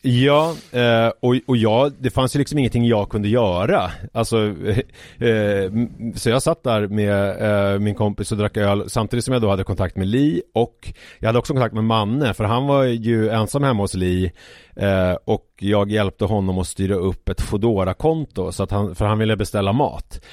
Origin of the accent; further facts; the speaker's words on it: Haninge, Stockholm County, Sweden; villan som jag växte upp i, i Haninge